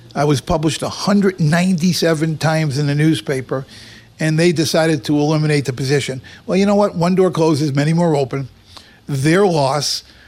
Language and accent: English; Boston, Massachusetts, United States; moved away as an adult; now in Las Vegas, United States; I come from Boston